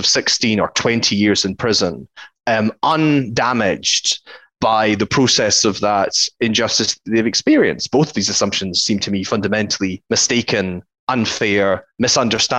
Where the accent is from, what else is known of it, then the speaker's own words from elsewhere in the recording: Mid-Argyll, Scotland, United Kingdom; I grew up in the West Coast in Mid-Argyll.